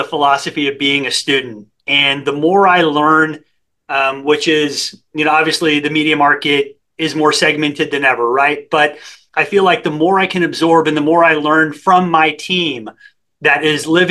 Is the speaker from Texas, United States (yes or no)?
yes; San Antonio, Texas, United States; I grew up in San Antonio, Texas